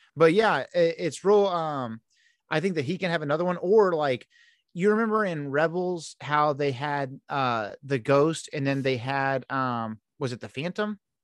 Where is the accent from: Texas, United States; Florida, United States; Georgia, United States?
Texas, United States; Houston; I'm from Houston